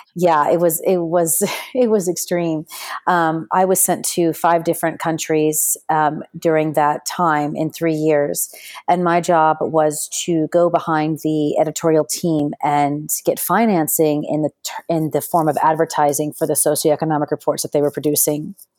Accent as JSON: {"language": "English", "region": "Texas", "country": "United States", "tie": "born or raised there", "also_born_or_lived": "Spain / Sudan / London", "accent": "American", "moved": "as an adult", "lives_now": "Dubai, United Arab Emirates", "said": "I was born in Texas, and, um, I, I've had my entire childhood and education in the United States, but, um, even though I speak with an American accent"}